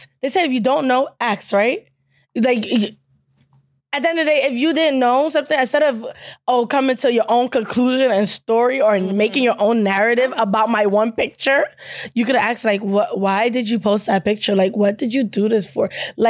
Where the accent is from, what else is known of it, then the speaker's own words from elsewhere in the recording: Nigeria; now in United States; because I'm proud of my culture. And I come back from Nigeria. I come back to school.